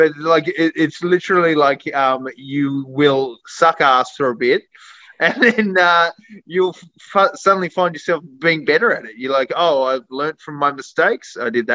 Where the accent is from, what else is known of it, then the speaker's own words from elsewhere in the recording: Tasmania, Australia; I'm from Tassie.